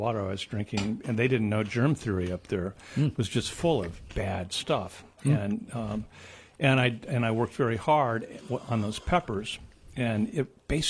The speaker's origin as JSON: {"language": "English", "region": "Midwest", "country": "United States", "moved": "yes", "said": "I'm just from the Midwest, where the spiciest thing we ever had was salt."}